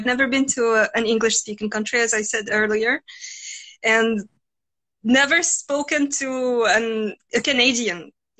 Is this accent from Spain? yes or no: no; Mauritania; accent: French; English is a second language; now in Russia; I'm from Russia and from Mauritania. So I'm mixed. My dad is from Mauritania. I grew up there. Then I came here to Russia. And I've been living here for approximately 10 years.